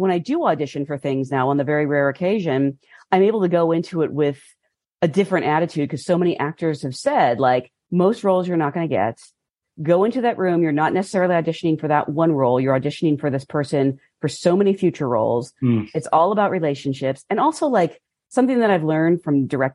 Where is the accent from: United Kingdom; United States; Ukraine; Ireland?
United States; Oregon; now in Los Angeles, United States; I grew up in Oregon where I was the most ethnic person at my high school